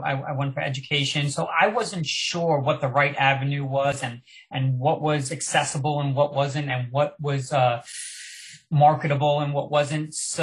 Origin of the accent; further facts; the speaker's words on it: Long Island, New York, United States; also born or lived in Manhattan; I grew up on Long Island, so now I was in Manhattan